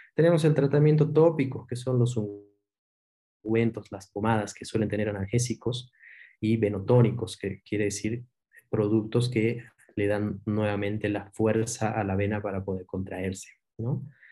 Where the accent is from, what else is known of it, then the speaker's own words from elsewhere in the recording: Cochabamba, Bolivia; moved away as an adult; also born or lived in Buenos Aires, Argentina; yo soy cochabambino